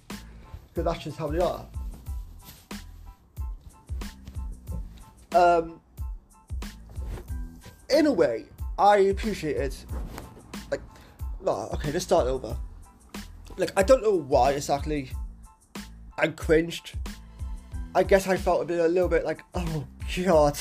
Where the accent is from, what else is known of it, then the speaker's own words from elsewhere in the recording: Cardiff, Wales, United Kingdom; my seat at Cardiff has his strange moments. Has his strange people